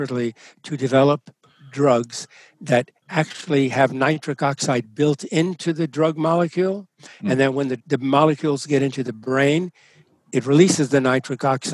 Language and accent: English; New York City, New York, United States; My parents were born in Italy, and I was born in the Italian neighborhood of Brooklyn, New York